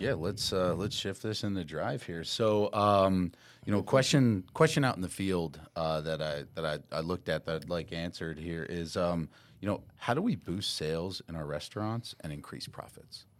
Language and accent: English; New York, United States; moved away as an adult; also born or lived in Tampa, Florida; I'm originally from New York, uh, spent most of my life up there, moved down to, uh, Tampa, Florida